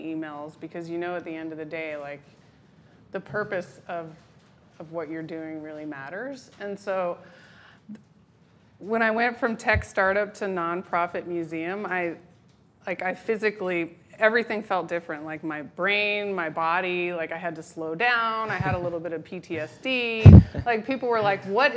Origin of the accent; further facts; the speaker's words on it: Berkeley, California, United States; moved away as an adult; also born or lived in New Hampshire; I grew up in Berkeley